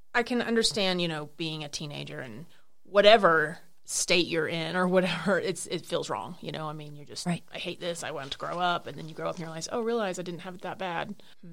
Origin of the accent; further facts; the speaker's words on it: Oklahoma, United States; I'm from Oklahoma